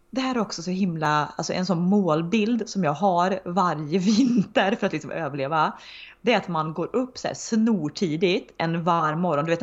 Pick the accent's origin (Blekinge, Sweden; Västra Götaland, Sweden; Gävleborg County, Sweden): Västra Götaland, Sweden; Uddevalla; från Uddevalla. Det var så här, men den dagen vi, vi fick liksom också visa lite våra smultronställen där vi växte upp